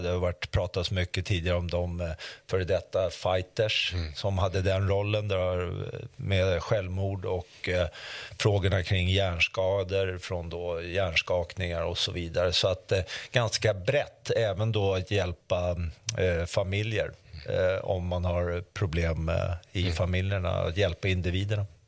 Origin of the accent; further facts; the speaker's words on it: Sweden; jag är ju faktiskt från Sverige